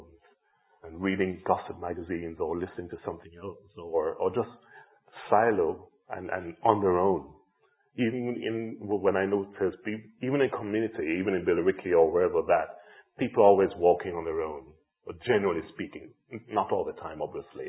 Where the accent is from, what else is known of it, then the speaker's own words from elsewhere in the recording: Jamaica; moved away; I grew up in Jamaica in the 70s and 80s with a real sense of community all around